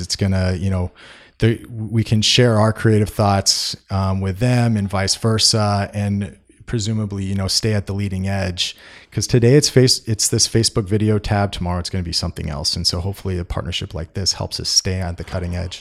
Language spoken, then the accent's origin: English; Bay Area, California, United States; I'm from the Bay Area